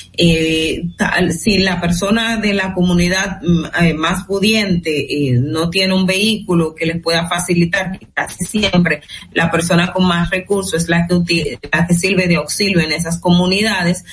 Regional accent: Dominican Republic

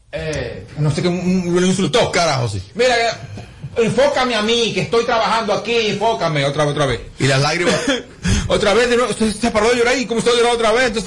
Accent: Mexico; yo soy mexicano y, yo, no sé mucho de República Dominicana en política

